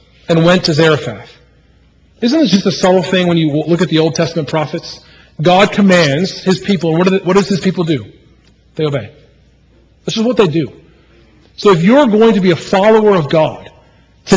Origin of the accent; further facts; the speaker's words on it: Midwest, United States; moved away; also born or lived in Manning, South Carolina; when I was a child growing up in the Midwest, the great land of the Chicago Cubs